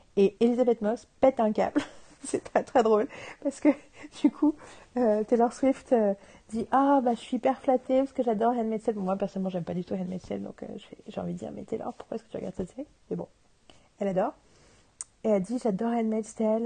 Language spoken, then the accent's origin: French; France; chez nous en France